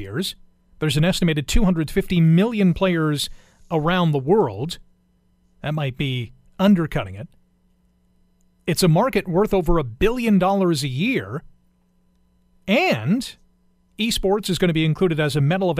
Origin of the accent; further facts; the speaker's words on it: Canada; Being a Canadian